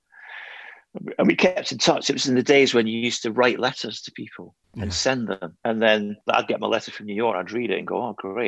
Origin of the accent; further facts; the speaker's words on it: Scotland, United Kingdom; I'm not English. I'm Scottish